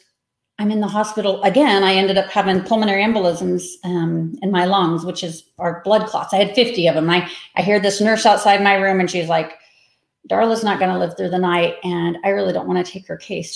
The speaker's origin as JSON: {"language": "English", "town": "Manhattan", "region": "Kansas", "country": "United States", "also_born_or_lived": "Denver, Colorado", "moved": "yes", "said": "I am from Manhattan, Kansas, which is about an hour west of Kansas City. I lived in Denver for 30 years, so I'm new to Kansas again. Kind of came back to my roots during COVID"}